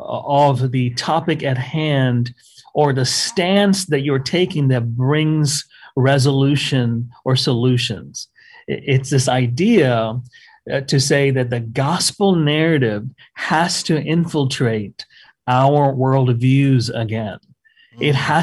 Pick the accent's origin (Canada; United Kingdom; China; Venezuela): Canada; I just tell them, hey, man, I'm Canadian. I can't vote.